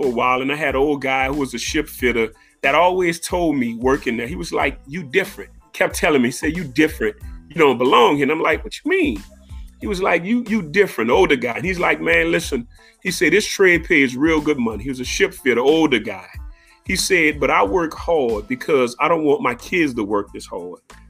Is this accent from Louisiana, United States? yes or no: yes; New Orleans, Louisiana, United States; Born and raised in New Orleans, a Seventh Ward guy.